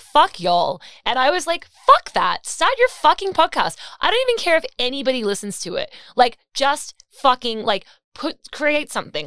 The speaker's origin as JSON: {"language": "English", "country": "Australia", "moved": "yes", "lives_now": "New York, United States", "said": "we are Australian"}